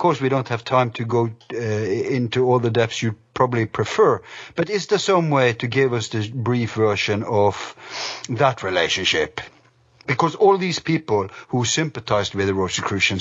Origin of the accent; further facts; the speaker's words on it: Norway; I'm from Norway